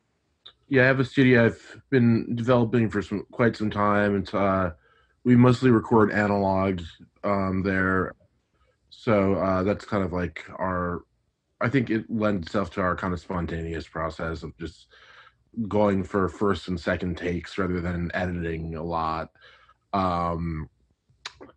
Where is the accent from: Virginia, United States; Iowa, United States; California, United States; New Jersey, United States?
New Jersey, United States; also born or lived in New York; now in Los Angeles, United States; I'm from New Jersey originally.